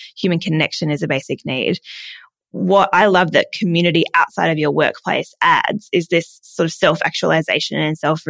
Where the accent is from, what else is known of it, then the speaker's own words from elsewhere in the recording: Adelaide, South Australia, Australia; moved away; I'm from Adelaide, but I am.